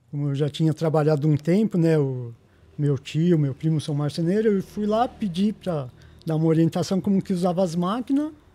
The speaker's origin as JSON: {"language": "Portuguese", "region": "São Paulo", "country": "Brazil", "said": "Eu sou aqui de Pirituba."}